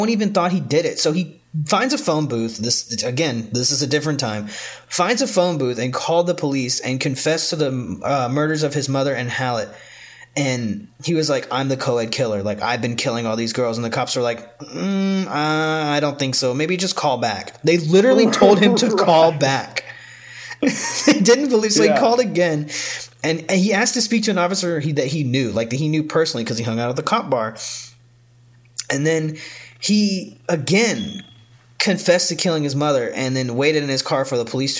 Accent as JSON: {"language": "English", "region": "New York", "country": "United States", "said": "We're in Colorado. I'm from New York. Like, what the fuck do I do?"}